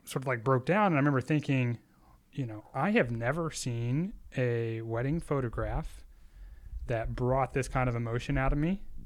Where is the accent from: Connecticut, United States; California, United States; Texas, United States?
Texas, United States; Austin; I'm from Austin, Texas, and, uh, born in, born and raised in Texas. I'm a Texas boy